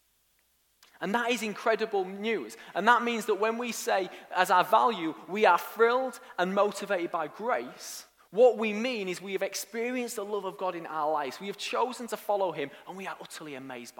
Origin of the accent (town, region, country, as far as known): Hull, Yorkshire and the Humber, United Kingdom; born or raised there; also born or lived in York / Nottingham